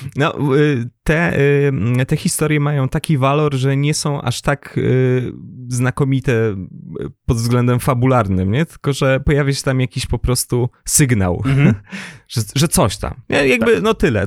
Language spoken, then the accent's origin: Polish; former German territories, Recovered Territories, Poland; pochodzę z terenów poniemieckich, odzyskanych